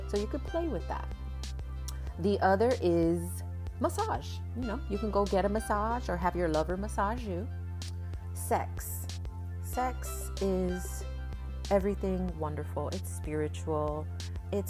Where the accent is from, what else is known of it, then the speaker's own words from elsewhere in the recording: West Palm Beach, Florida, United States; I am from West Palm Beach, Florida